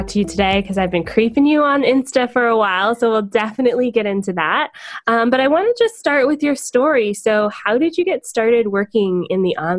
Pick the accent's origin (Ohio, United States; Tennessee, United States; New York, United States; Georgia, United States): Georgia, United States; Atlanta; now in Canada; I am from Atlanta, and I became a Canadian citizen November 20th of 2018, so I am a proud Canadian now